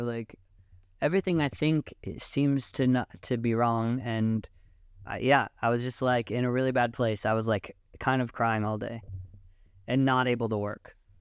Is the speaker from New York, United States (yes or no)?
no; Seattle, Washington, United States; moved away as an adult; also born or lived in Israel / Sasa, Israel; now in Tel Aviv, Israel; I was born in Israel, but I grew up in Seattle, Washington, and I moved to Israel when I was eighteen